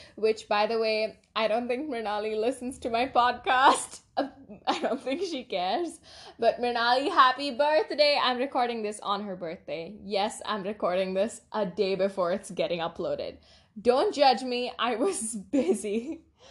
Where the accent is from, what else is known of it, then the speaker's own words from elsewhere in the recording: India; we're Indian. I mean, we, we live in India